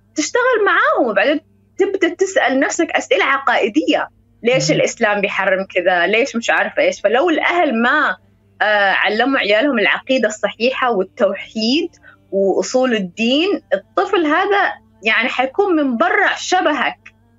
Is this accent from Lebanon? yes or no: no; United Kingdom; Arabic is a second language; فأنا تربيت في بريطانيا يعني من 2000 سنة 2000